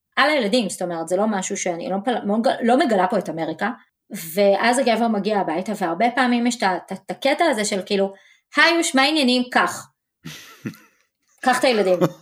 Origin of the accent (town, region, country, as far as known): Israel; now in Dallas, United States